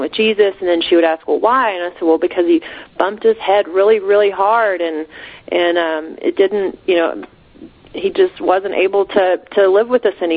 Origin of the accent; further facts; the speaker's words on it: Texas Panhandle, United States; moving back to the area I grew up in the Texas Panhandle